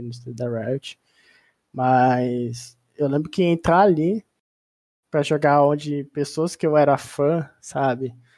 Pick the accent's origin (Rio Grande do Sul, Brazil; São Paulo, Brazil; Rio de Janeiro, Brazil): São Paulo, Brazil; Ribeirão Preto; sou do interior de São Paulo, Ribeirão Preto, terra do Colorado